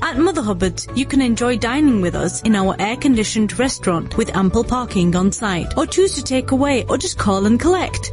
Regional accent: Netherlands; I was born and raised in Holland

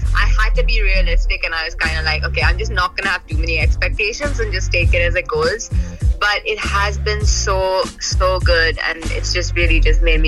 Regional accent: Mumbai, Maharashtra, India; moved away as an adult; also born or lived in Liverpool, United Kingdom; I was basically in Mumbai

